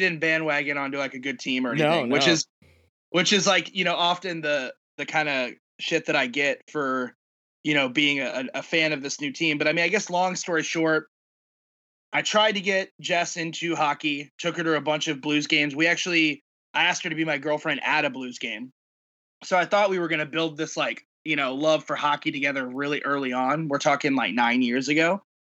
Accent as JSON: {"language": "English", "town": "St. Louis", "region": "Missouri", "country": "United States", "tie": "born or raised there", "said": "because I grew up in St. Louis, love hockey, you know, played as a kid"}